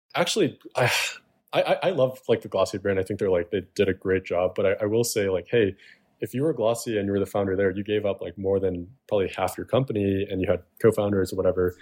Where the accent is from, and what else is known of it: Chicago, Illinois, United States; born or raised there